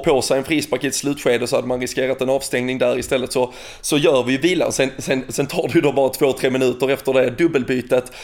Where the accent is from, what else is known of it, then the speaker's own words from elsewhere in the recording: Sweden; som svensk